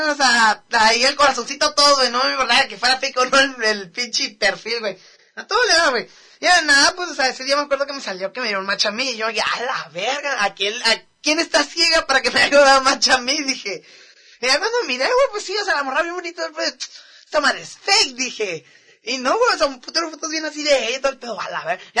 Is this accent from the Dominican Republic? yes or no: no; Mexicali, Baja California, Mexico; yo soy de por acá, de Mexicali, le digo, por ahí que vivo. Bro. De la Robledo